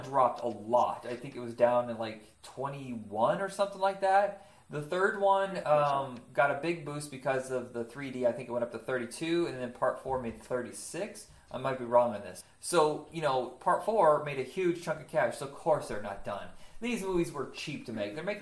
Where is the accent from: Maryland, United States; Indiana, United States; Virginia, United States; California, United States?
Indiana, United States; Huntington; moved away; grew up in Indiana